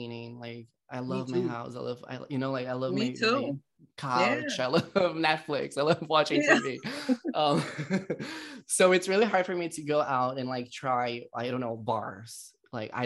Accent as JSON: {"language": "English", "country": "Brazil", "moved": "yes", "said": "I am originally from Brazil."}